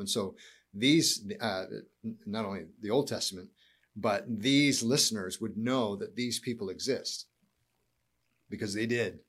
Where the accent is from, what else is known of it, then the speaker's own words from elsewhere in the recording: United States; being an American